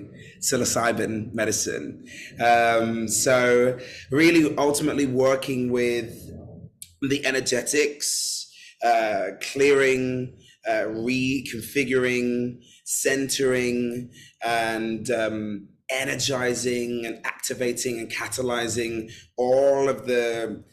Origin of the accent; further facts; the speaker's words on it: London, United Kingdom; I'm born and raised in London